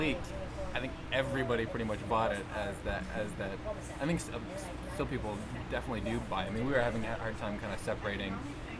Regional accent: South Florida, United States; Doug and I grew up in South Florida like you guys did

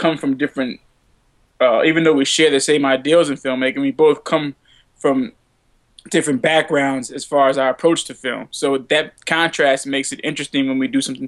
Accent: New Orleans, Louisiana, United States; moved away; also born or lived in Savannah, Georgia / New York; I'm from New Orleans originally

